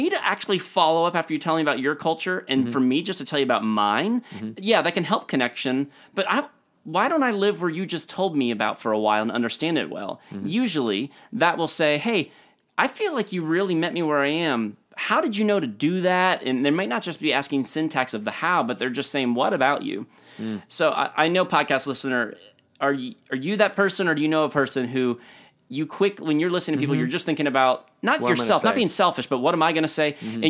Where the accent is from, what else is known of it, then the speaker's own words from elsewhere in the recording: Florida, United States; I came from South Florida and I don't understand.